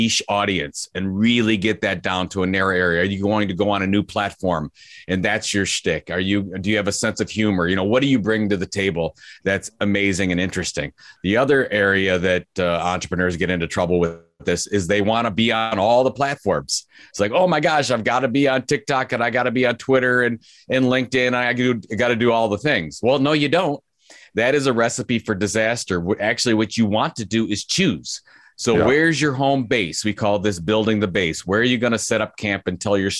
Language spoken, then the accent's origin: English; Cleveland, Ohio, United States; Cleveland's my hometown